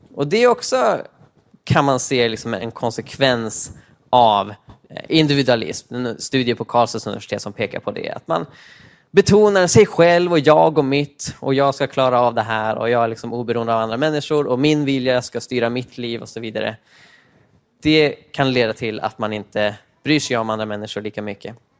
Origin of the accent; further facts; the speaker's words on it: Uppsala, Uppsala County, Sweden; Jag kommer från eh, Sveriges Rom, Uppsala i öst